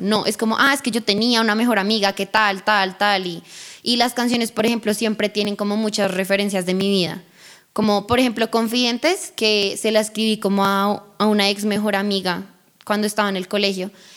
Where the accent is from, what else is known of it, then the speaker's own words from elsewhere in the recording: Bogotá, Colombia; accent: rola; also born or lived in Colorado, United States; Llegué a Colombia ya como a mis cuatro años de edad y me quedé a vivir acá.